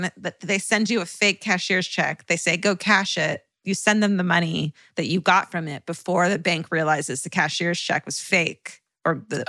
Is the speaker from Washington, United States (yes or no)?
yes; North Bend, Washington, United States; it was filmed right here in North Bend, Washington. When I tell people I'm from North Bend, I'll often get the response, oh, so you're from Twin Peaks?